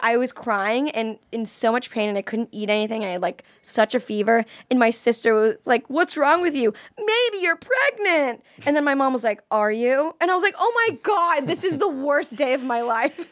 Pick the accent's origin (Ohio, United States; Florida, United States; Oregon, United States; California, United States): Florida, United States; I'm from Florida